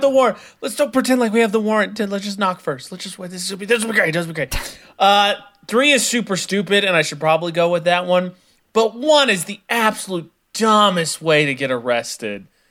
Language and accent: English; Midwest, United States; I'm from the Midwest.